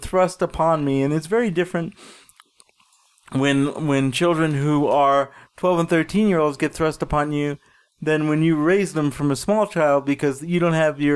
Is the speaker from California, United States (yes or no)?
no; New York City, New York, United States; now in Denver, United States; I grew up in Brooklyn, and it was a shithole.